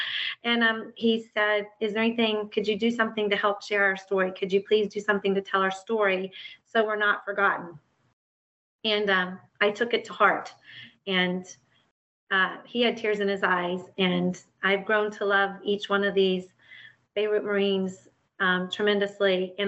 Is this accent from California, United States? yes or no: no; West Virginia, United States; And we grew up in West Virginia